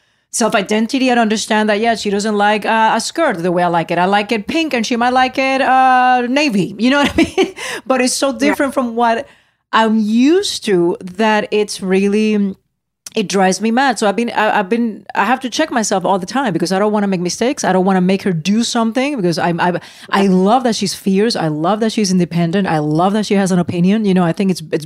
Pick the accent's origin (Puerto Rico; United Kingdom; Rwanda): Puerto Rico; moved away; growing up in Puerto Rico